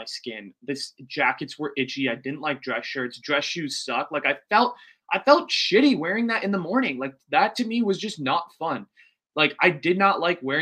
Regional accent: United States; as an Indian American

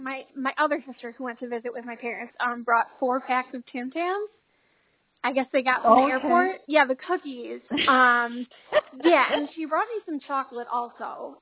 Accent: Scranton, Pennsylvania, United States; I'm from Scranton, Pennsylvania, in the United States.

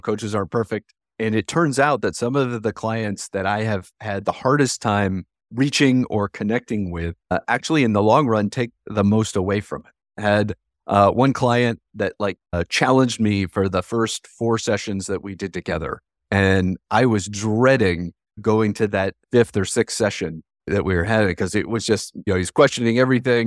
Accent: Ohio, United States; moved away as an adult; I grew up in Ohio, in a town close to Columbus, Ohio

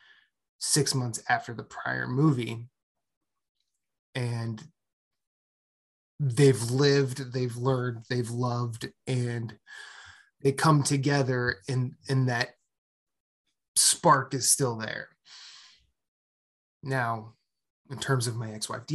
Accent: Iowa, United States; moved away as an adult; also born or lived in Philadelphia; So I'm from Iowa.

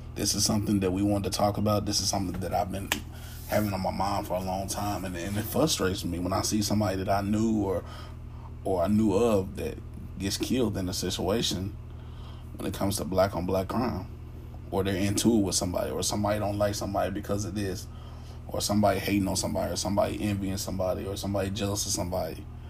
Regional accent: United States; I am an African American

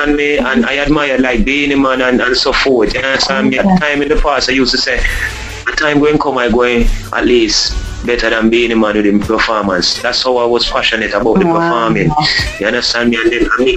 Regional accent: Spanish Town, Saint Catherine, Jamaica; also born or lived in Saint Andrew, Jamaica / Kingston, Jamaica; I grew up in Spanish Town when I left and went to St. Andrew in Jamaica.

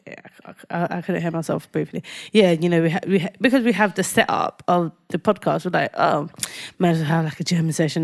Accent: London, United Kingdom; I lived in a council flat

